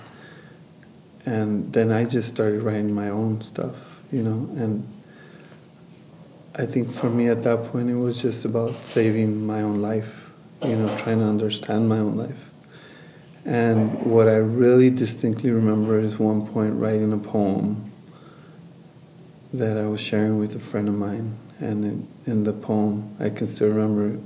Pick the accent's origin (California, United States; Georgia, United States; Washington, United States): California, United States; Los Angeles; moved away as an adult; now in New Mexico, United States; I was born and raised in East Los Angeles. Migrated to Nuevo Mexico, Rivera, about 8-9 years ago